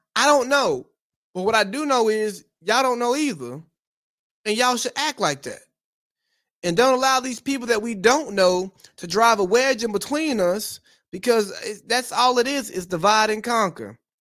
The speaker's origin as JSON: {"language": "English", "country": "United States"}